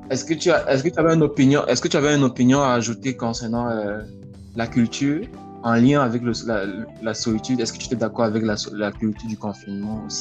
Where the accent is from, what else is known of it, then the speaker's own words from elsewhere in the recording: Cameroon; now in Canada; Moi également, je suis Camerounais.